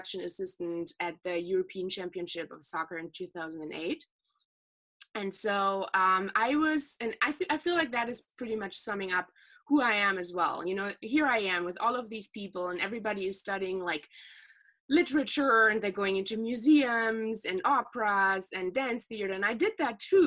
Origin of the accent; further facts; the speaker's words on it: Ruhr area, North Rhine-Westphalia, Germany; The part of Germany that I'm actually from is, I feel like, pretty unique for Germany because it's the most industrialized part of it. It's the Ruhr area